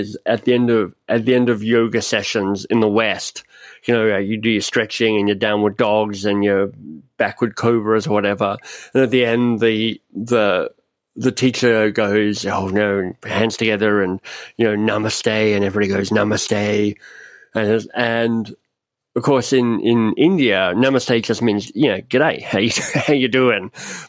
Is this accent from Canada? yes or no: yes; Canada; I mean, I'm Canadian, I'm up in Canada